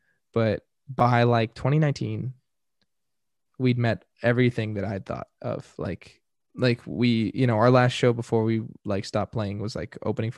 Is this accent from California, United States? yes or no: yes; Carlsbad, California, United States; because I grew up in San Diego ish Carlsbad